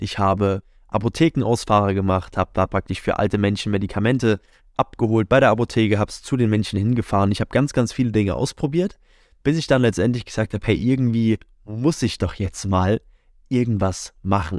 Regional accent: near Leipzig, Saxony, Germany; moved away as an adult; now in Munich, Germany; bin dann aus der Nähe von Leipzig, wo ich aufgewachsen bin, Richtung München beziehungsweise direkt nach München gezogen.

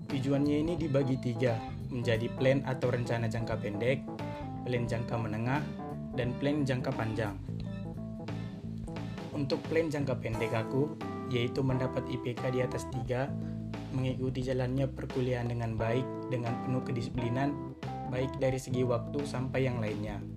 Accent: Sunggal, North Sumatra, Indonesia; Asal aku dari Kabupaten Deli Serdang, Kecamatan Sunggal, Provinsi Sumatera Utara.

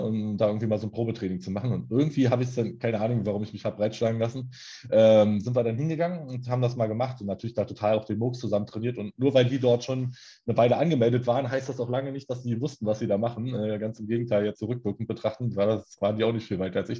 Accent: Berlin, Germany; wohne in Berlin, auch schon mein ganzes Leben lang

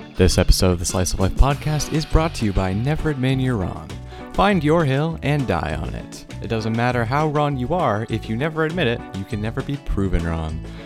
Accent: the Maritimes, Canada; I'm a Canadian man.

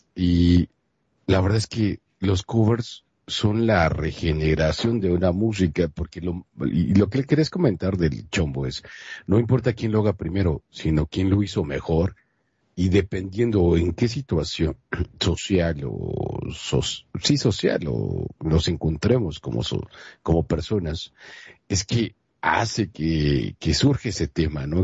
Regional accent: Mexico; los que somos mexicanos

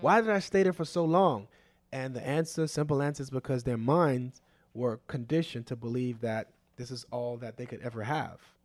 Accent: Opa-locka, Florida, United States; I was raised on Opelika in the late eighties and early nineties

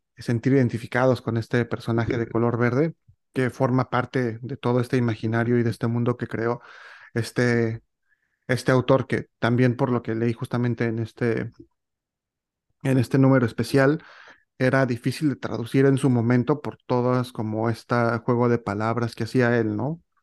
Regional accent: Mexico; yo como mexicano y, viviendo pues, toda mi vida en este país, eh, México

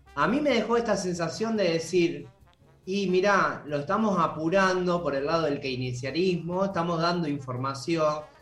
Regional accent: Santa Fe, Argentina; yo porque soy de Santa Fe

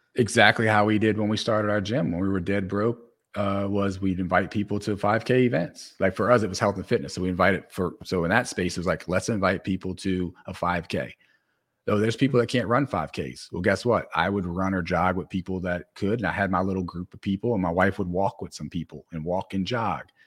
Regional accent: New Orleans, Louisiana, United States; I come from New Orleans

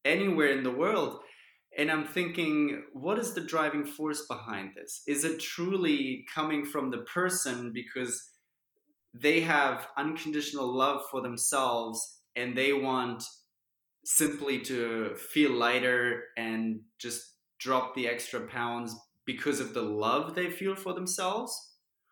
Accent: Germany; growing up in Germany

